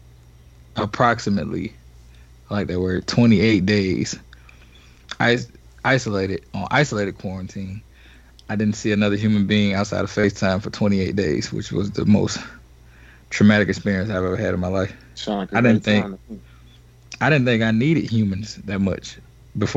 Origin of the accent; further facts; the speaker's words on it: the South, United States; I'm actually from the South